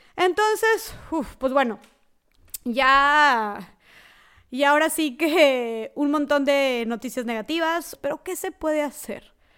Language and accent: Spanish; Nuevo León, Mexico; yo soy del estado de Nuevo León, al norte de México